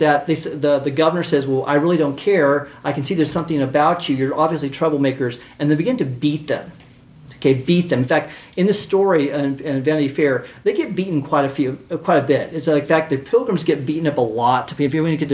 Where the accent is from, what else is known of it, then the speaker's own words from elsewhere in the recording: United States; being American